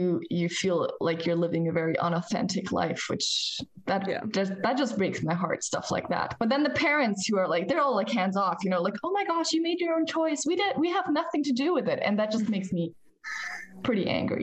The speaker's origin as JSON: {"language": "English", "country": "United States", "tie": "born or raised there", "moved": "as an adult", "lives_now": "Germany", "said": "We grew up in the States as kids with my parents. And when I turned 21, I had to leave the United States"}